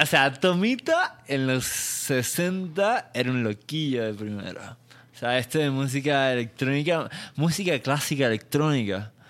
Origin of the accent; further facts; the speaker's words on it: Puerto Rico; now in Mexico; no soy mexicano, soy puertorriqueño